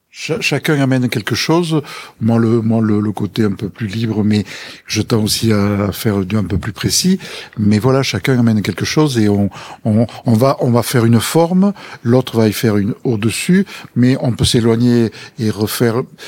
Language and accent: French; Rodez, Occitania, France; On est moi personnellement de l'Aveyron, vraiment euh, de Rodez, ruténois